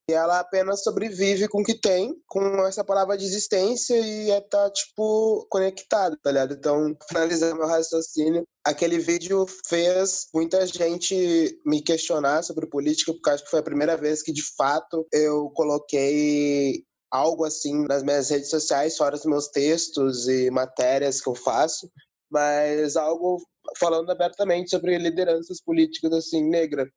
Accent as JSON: {"language": "Portuguese", "town": "Porto Alegre", "region": "Rio Grande do Sul", "country": "Brazil", "tie": "born or raised there", "said": "Eu sou a primeira geração que nasceu em Porto Alegre"}